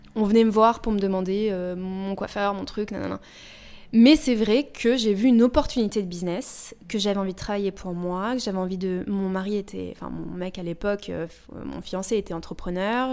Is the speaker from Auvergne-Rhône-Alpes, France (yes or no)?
no; Paris suburbs, Île-de-France, France; moved away; also born or lived in United States; J'ai grandi euh, en banlieue parisienne et après aux États-Unis. Et je suis rentrée quand j'avais 22 ans